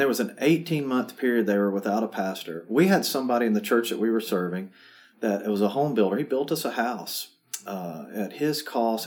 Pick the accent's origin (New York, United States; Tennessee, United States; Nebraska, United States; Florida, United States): Tennessee, United States; Murfreesboro; I grew up about a mile and a half from this church, so um, this is my hometown